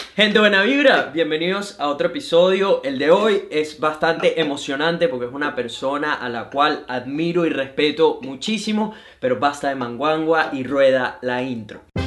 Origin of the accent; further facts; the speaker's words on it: Venezuela; now in Brisbane, Australia; soy un venezolano que vive en Brisbane, Australia